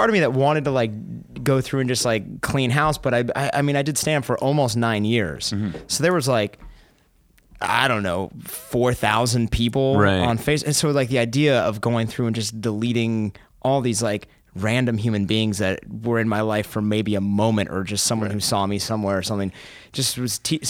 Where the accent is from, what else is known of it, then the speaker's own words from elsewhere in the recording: Tahoe, Nevada, United States; also born or lived in Southern California; Yeah, and I was born in Southern California, and then we moved to Tahoe when I was like 10. So, I mean, it's like it's broken up a little bit. Nice. But, I mean, my roots are in Tahoe, in Nevada.